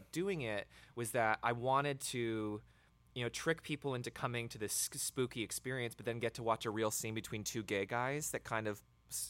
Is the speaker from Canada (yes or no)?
no; the South, United States; I think we grew up in the South. We moved around a fair amount, but like with the majority of our childhood was in the South.